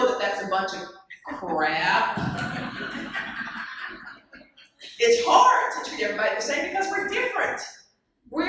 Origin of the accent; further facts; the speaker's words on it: Dallas, Texas, United States; I grew up in Dallas, as Cindy mentioned, played on a state championship team at the University of at South Oak Cliff